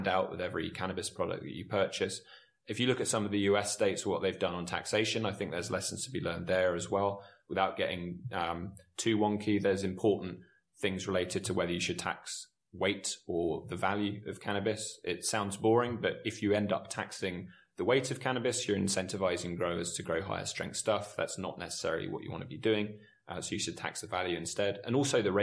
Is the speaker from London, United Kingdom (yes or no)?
no; near Southend, East of England, United Kingdom; I grew up near Southend